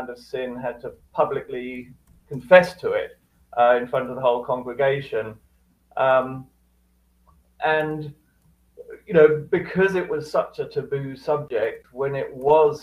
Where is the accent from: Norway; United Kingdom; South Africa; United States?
United Kingdom; Cambridge, East of England; I grew up in Cambridge, UK